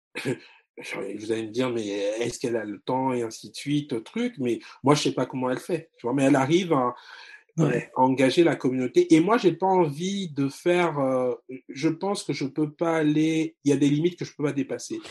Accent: Republic of the Congo; moved away; also born or lived in France; j'ai grandi au, dans le Congo marxiste

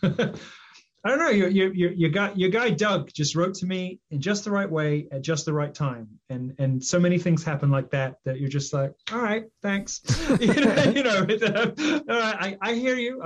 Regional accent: United Kingdom; I'm British

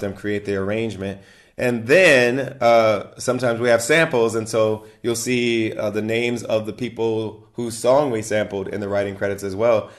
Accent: Ohio, United States; moved away; she's also from Ohio, like myself

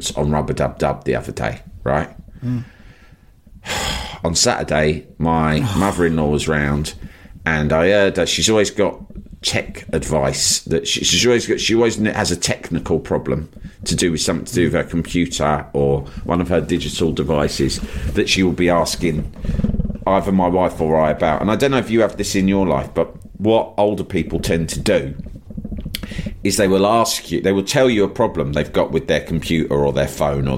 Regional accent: London, United Kingdom; I was from London

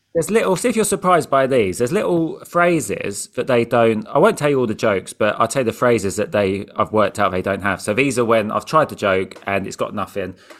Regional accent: England, United Kingdom; I'm from England

